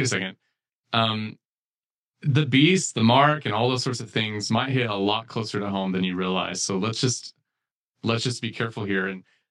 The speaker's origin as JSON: {"language": "English", "country": "United States", "tie": "born or raised there", "said": "I'm saying American context because that's where I grew up"}